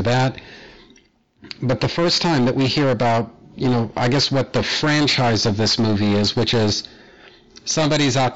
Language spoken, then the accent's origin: English; United States; here in the States, because I'm American